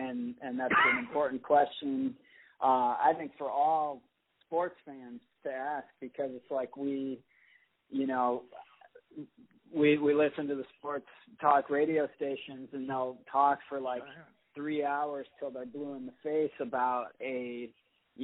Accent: Jackson, Michigan, United States; a club called Jacksonopolis in my hometown

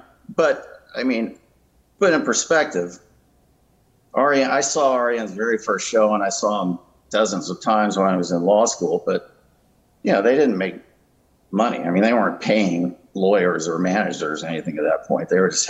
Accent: Atlanta, Georgia, United States; also born or lived in Connecticut; No, I was born in Connecticut, but my family moved to Atlanta when I was in the seventh grade, and I went to high school here.

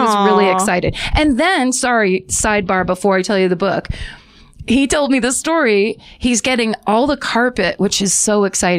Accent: Petaluma, California, United States; moved away

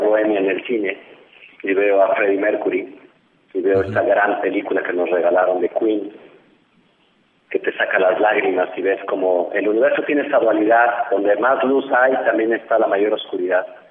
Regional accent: Mexico; siendo un director mexicano en los Estados Unidos

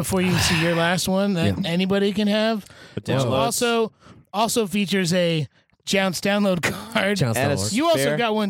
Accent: United States; I grew up in New Jersey, New York, and I hear … on the radio station every fucking second.

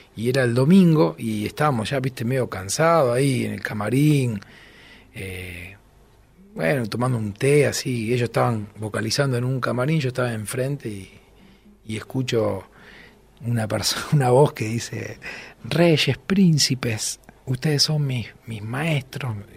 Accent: Rosario, Santa Fe, Argentina; soy de Rosario

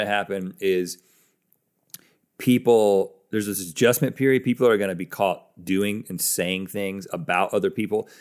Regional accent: United States

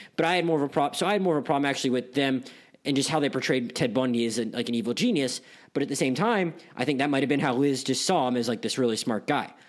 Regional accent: Pensacola, Florida, United States; I'm from Pensacola, Florida

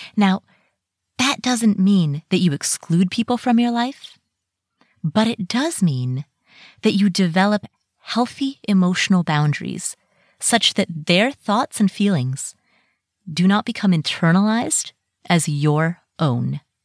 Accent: Ohio, United States; also born or lived in Kathmandu, Nepal; I moved to the U S, and I grew up in Ohio

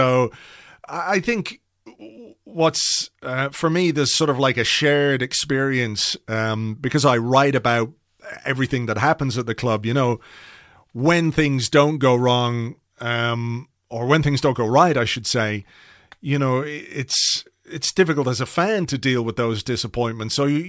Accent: England, United Kingdom; also born or lived in Croydon; I'm not from, even though I was born in Croydon. And grew up in England.

